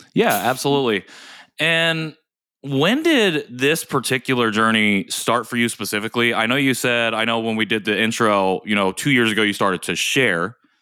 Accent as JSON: {"language": "English", "region": "Indiana", "country": "United States", "tie": "born or raised there", "said": "I grew up here in Indiana"}